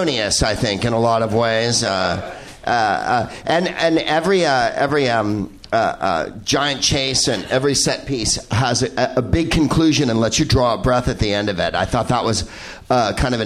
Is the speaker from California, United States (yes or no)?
yes; San Francisco, California, United States; San Francisco is the backdrop for this picture. And... One, it's my hometown